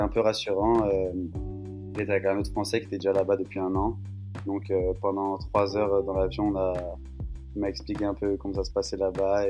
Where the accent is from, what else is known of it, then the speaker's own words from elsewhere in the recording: Paris, Île-de-France, France; moved away as an adult; now in Colorado, United States; j'habite dans la région, j'habite à Paris